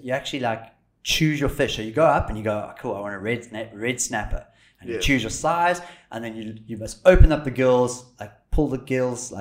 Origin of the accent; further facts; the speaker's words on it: Cape Town, Western Cape, South Africa; where are you from? And we said Cape Town